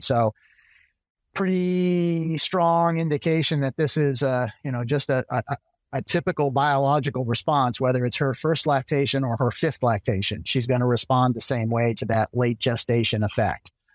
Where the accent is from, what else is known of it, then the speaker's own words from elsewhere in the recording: central Massachusetts, United States; moved away as an adult; also born or lived in Virginia / Michigan / Maryland / Illinois; now in Florida, United States; I'm originally from Massachusetts, kinda central Massachusetts, grew up on a small dairy